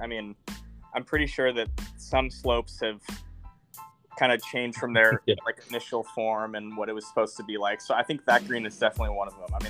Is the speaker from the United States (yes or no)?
yes; Pacific Northwest, United States; obviously we're both from the Northwest and know a few of the same people up here.